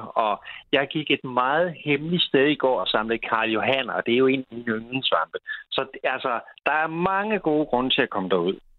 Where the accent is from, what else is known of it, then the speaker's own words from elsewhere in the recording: West Jutland, Central Denmark Region, Denmark; Det er der, hvor jeg kommer fra ude i Vestjylland